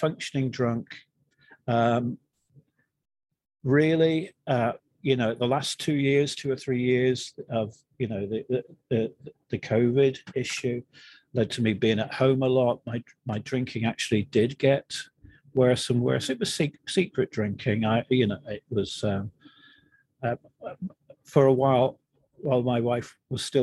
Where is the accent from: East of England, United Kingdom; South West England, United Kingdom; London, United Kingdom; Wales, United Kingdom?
South West England, United Kingdom; between Plymouth and Bristol; moved away as an adult; now in New Jersey, United States; My home was based between Plymouth, if you know it, and Bristol